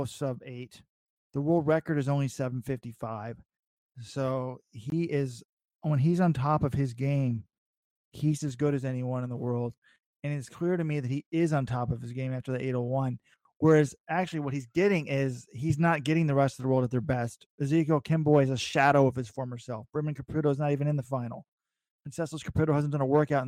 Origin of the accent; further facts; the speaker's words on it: United States; as an American fan